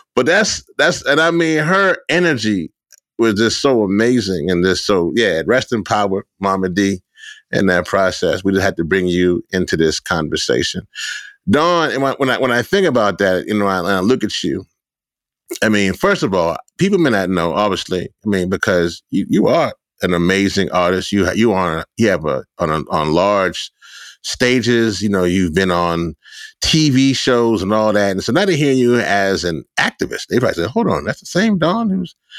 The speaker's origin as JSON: {"language": "English", "town": "Shreveport", "region": "Louisiana", "country": "United States", "tie": "born or raised there", "lives_now": "New Orleans, United States", "said": "I wasn't born in New Orleans. I was born in Shreveport, a little further up the boot"}